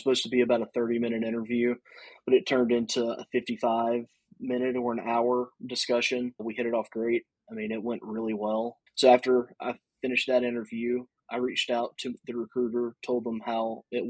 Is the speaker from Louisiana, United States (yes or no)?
yes; Louisiana, United States; I'm from Louisiana